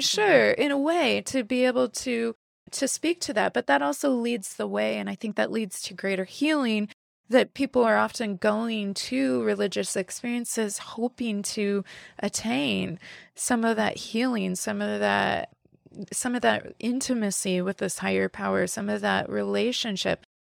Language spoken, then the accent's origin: English; the Bible Belt, United States; moved away as an adult; also born or lived in West Coast, United States; now in Midwest, United States; I, I grew up in the Bible Belt, but I lived and had a professional life, and most of my adult life was on the West Coast.